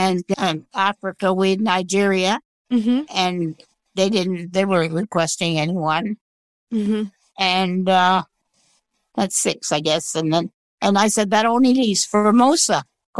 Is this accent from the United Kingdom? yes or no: no; Guelph, Ontario, Canada; moved away as an adult; also born or lived in New Brunswick / Toronto / Taiwan; I was born in New Brunswick on the East Coast, and my father came to Guelph to find work. So I really grew up in Guelph.